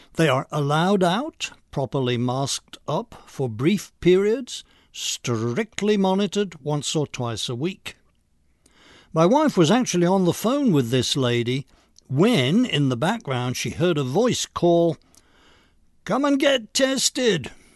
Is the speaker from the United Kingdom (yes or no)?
yes; United Kingdom; now in Long Island, United States; I'm an American citizen of British nativity